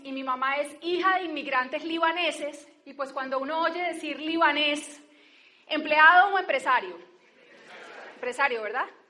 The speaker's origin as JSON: {"language": "Spanish", "town": "Barrancabermeja", "region": "Santander", "country": "Colombia", "moved": "yes", "lives_now": "Bogotá, Colombia", "said": "yo soy de Barranca Bermeja"}